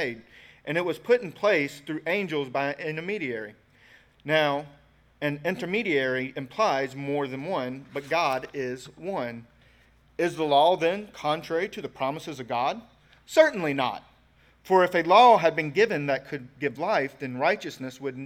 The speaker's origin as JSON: {"language": "English", "country": "United States", "said": "we're American, right? We're born in the USA."}